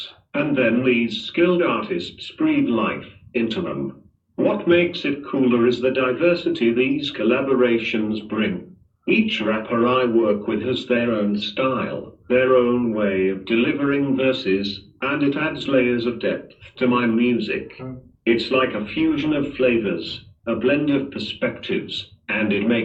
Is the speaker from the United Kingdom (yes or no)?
yes; Manchester, North West England, United Kingdom; moved away as an adult; now in Dubai, United Arab Emirates; Born and bred in Manchester, but now, I've got my roots down in Dubai, been here for a solid 3 years